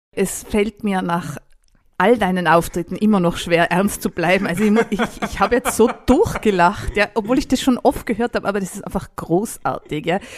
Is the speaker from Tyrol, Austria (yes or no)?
yes; Tyrol, Austria; Bei uns in Tirol